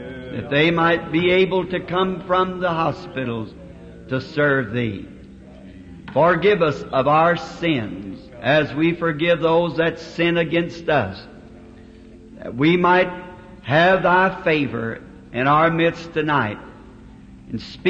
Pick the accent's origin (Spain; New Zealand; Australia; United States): United States; the South; I'm a Southerner